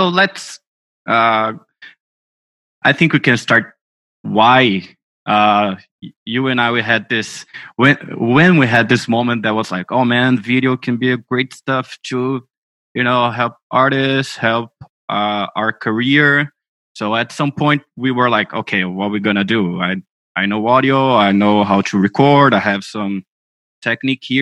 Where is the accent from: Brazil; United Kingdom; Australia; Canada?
Brazil; I'm from Brazil